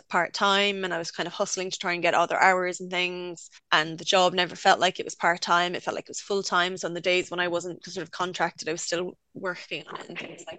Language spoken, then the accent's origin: English; Limerick, Munster, Ireland; moved away as an adult; now in United Kingdom; I went to art college in my hometown, Limerick School of Art and Design.